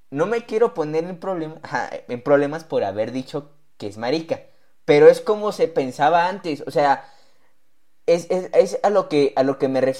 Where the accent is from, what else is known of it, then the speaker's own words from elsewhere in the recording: Mexico; ¿Y por qué hago esto? Porque soy mexicano.